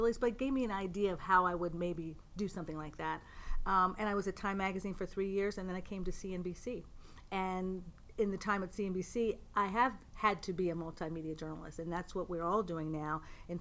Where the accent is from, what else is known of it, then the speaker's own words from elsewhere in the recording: Pittsburgh, Pennsylvania, United States; moved away as an adult; also born or lived in Boston / New York City; now in Westchester County, United States; I'm from Pittsburgh originally.